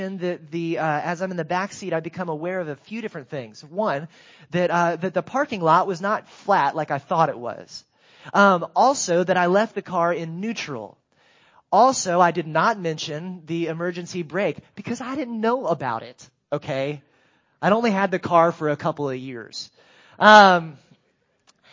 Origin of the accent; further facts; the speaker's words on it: Greensboro, North Carolina, United States; I grew up in Greensboro, North Carolina.